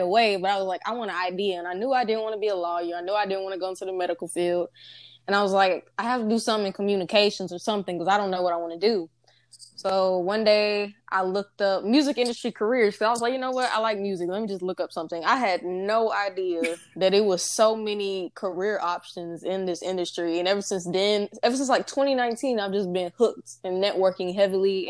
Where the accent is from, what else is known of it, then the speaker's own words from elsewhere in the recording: Nacogdoches, Texas, United States; I'm from the East Texas area, from a small town called Nacogdoches